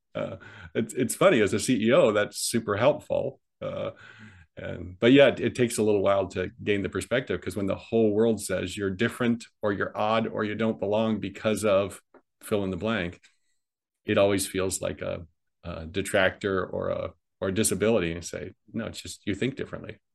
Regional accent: Midwest, United States; moved away as an adult; also born or lived in California; I was raised in the Midwest, and obviously, I and then I moved migrated to California at 18.

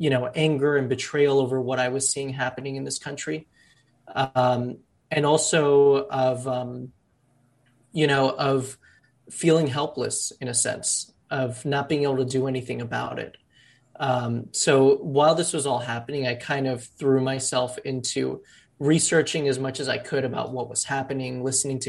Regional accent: Miami, Florida, United States; now in New York, United States; I was born in Miami. One side of my family is Cuban refugees. The other side of my family are, formerly undocumented Colombian immigrants. And growing up in Miami

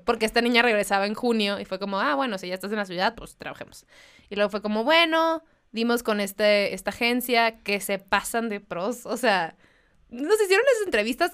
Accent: Mexicali, Baja California, Mexico; moved away; yo soy de Mexicali

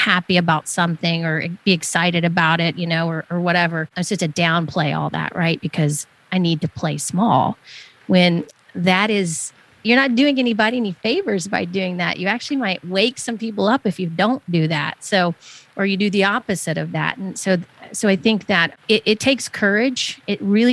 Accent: the South, the Southeast United States, United States; I grew up in the South, the Southeast United States

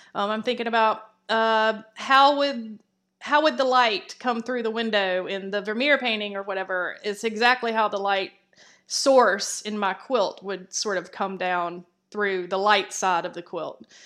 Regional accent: Columbus, Georgia, United States; I grew up in Columbus, Georgia, which is, uh, Fort Benning.

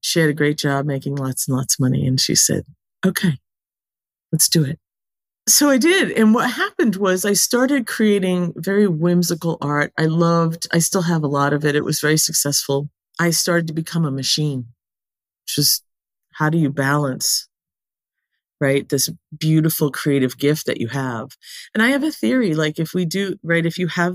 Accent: New England, United States; I was born and raised in New England

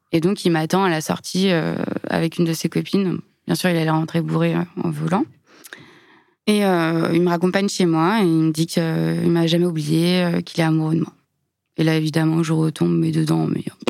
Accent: Lyon, Auvergne-Rhône-Alpes, France; je suis née à Lyon, j'ai grandi dans la banlieue

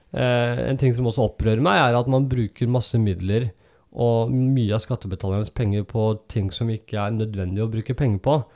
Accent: Oslo, Norway; det stedet der jeg vokste opp, og det er i Søndre Nordsjøen, og Vervenbukta

